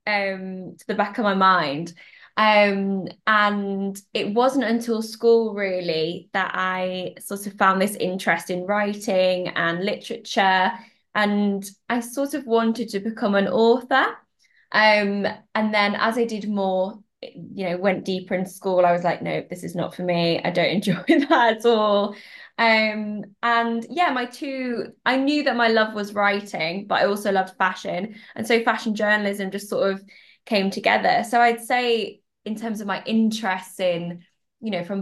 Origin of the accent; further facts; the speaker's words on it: Yorkshire and the Humber, United Kingdom; I was born and bred in Yorkshire